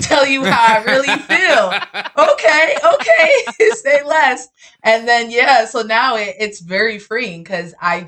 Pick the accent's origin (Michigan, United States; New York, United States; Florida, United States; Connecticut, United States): New York, United States; New York City; I'm actually from up top. Yeah, I lived in Bronx and Harlem when I was younger, and now I'm full on Brooklyn